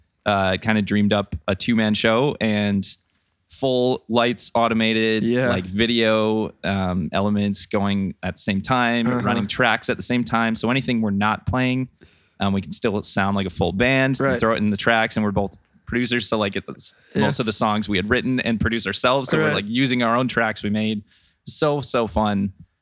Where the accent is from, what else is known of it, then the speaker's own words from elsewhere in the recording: Green Bay, Wisconsin, United States; Yes, I grew up in Green Bay, Wisconsin. Go Packers.